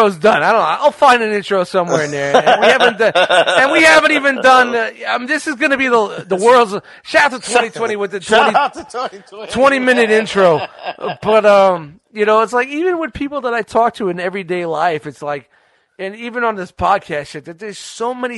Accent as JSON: {"language": "English", "town": "New York City", "region": "New York", "country": "United States", "tie": "born or raised there", "said": "I grew up in Brooklyn in the 70s and 80s"}